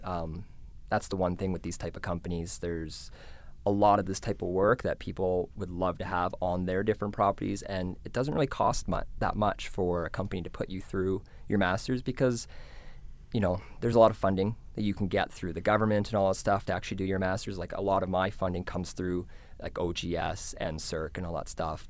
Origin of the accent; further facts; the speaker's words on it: Canmore, Alberta, Canada; my hometown in Camden, Alberta